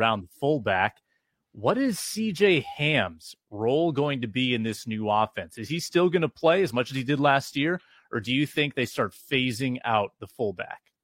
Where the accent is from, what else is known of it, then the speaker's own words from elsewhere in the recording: Sioux Falls, South Dakota, United States; also born or lived in Duluth, Minnesota; Sioux Falls, which is basically where I grew up as well mm-hmm. after I moved from Duluth